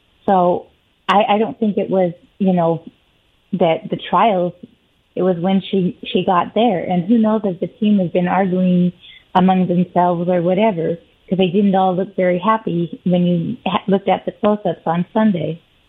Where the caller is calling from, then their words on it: Kennewick, Washington, United States; This is … from Kennewick.